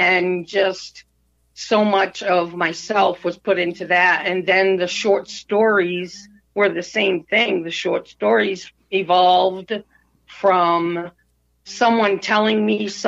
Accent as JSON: {"language": "English", "region": "Maine", "country": "United States", "tie": "born or raised there", "also_born_or_lived": "Connecticut", "said": "I was born here in Maine. We went to Connecticut for a few years and then we came back."}